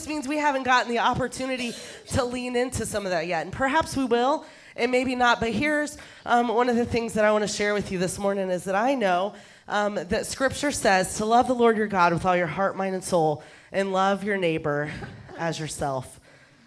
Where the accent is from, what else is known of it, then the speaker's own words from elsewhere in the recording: Texas, United States; I'm a Texan. I come from Texas. So what I'm about to say is considered grammatically correct where I come from